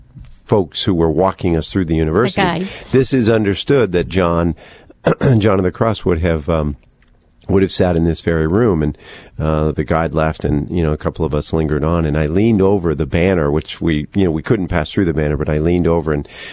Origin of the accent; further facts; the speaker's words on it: United States; as an American